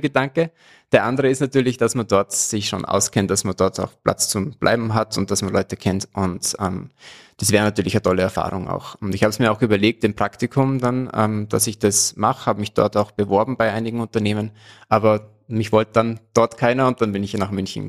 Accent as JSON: {"language": "German", "region": "Salzburg", "country": "Austria", "tie": "born or raised there", "said": "Ich komme aus Salzburg und bin auch seit, seit meiner Geburt in Salzburg geblieben"}